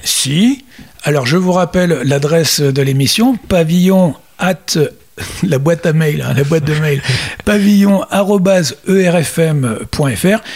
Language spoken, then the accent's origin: French; France; chez nous, en France